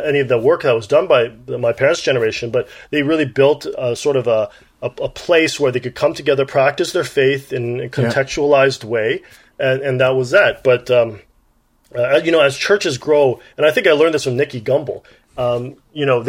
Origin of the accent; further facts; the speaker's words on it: Toronto, Ontario, Canada; also born or lived in Kingston, Ontario / Regina, Saskatchewan; I was born in Kingston, Ontario, and then my father got a job in Regina, Saskatchewan, believe it or not. And afterwards, when I was 8 years old, they came to Toronto